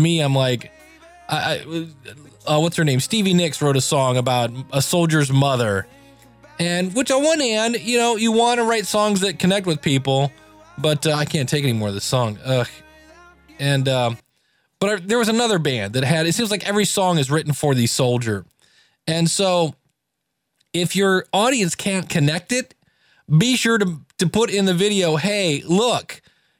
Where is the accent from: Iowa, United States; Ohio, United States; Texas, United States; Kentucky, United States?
Ohio, United States; Akron; also born or lived in Cleveland, Ohio; now in Rocky River, United States; I live in the lovely metropolis of Cleveland, Ohio, born and raised in Akron.